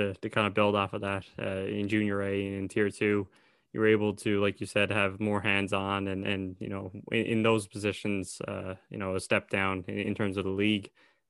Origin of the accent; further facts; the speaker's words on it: Newfoundland and Labrador, Canada; I'm from Newfoundland